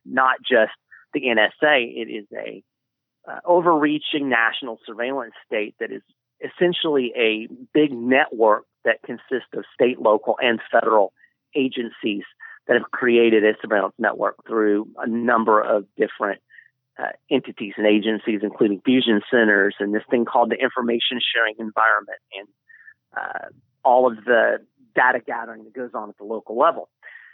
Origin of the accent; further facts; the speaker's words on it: Lexington, Kentucky, United States; moved away as an adult; Lexington is my former hometown. I guess I grew up in Lexington, and up until about December, I lived there